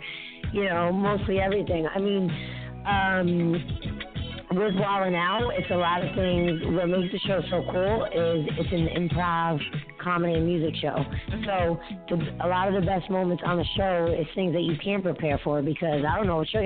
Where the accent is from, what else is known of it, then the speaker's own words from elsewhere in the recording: New Jersey, United States; I'm from Jersey